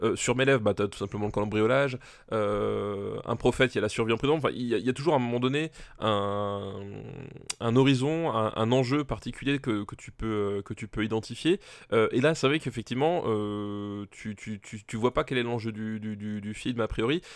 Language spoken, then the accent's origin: French; Alsace, Grand Est, France; je suis, je suis originaire d'Alsace.